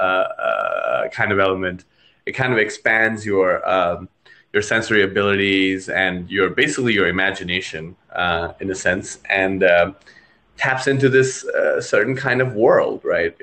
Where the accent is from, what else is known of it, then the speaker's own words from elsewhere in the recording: Kathmandu, Bagmati, Nepal; In my side of the world, I'm actually from Kathmandu, Nepal.